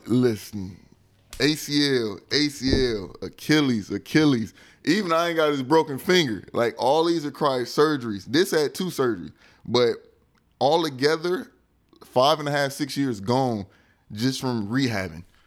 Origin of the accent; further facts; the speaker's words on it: United States; moved away as an adult; also born or lived in Europe; I'm American.